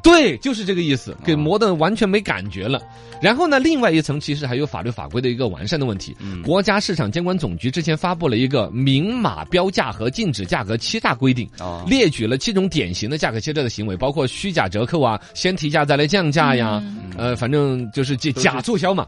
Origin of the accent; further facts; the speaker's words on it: Yibin, Sichuan, China; 我们宜宾这边